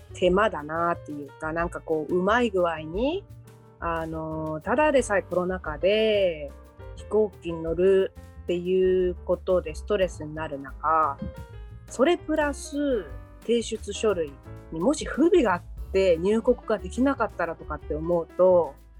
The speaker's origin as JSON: {"language": "Japanese", "region": "Kanto", "country": "Japan", "tie": "born or raised there", "moved": "as an adult", "lives_now": "Montreal, Canada", "said": "関東出身の私"}